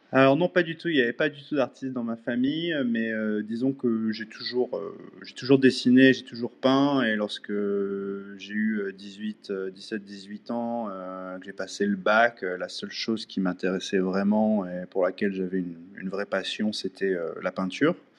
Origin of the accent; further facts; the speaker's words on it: France; moved away as an adult; also born or lived in Angoulême, France; now in Vancouver, Canada; je suis français, basé au Canada depuis maintenant 14 ans.